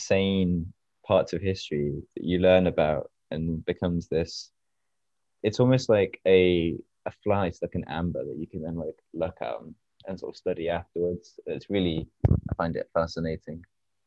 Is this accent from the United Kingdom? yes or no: yes; Durham, North East England, United Kingdom; Yeah, it depends what you define as north. I'm from Durham.